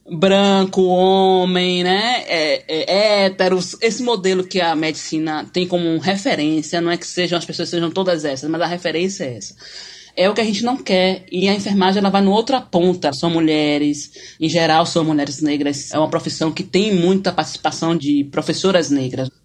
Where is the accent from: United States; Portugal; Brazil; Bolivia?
Brazil; Salvador, Bahia; sou de Salvador, da Bahia.